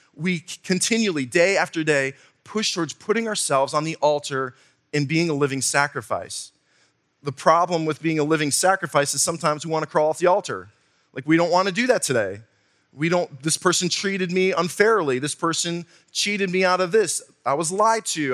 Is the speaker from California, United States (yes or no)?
no; Wisconsin, United States; moved away; also born or lived in southwestern Virginia; I'm from Wisconsin. We have dirt up there.